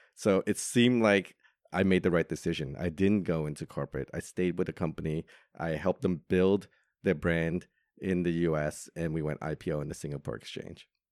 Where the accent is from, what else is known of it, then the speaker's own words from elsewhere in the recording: New York, United States; moved away as an adult; now in Hong Kong; Growing up in New York, I didn't have that opportunity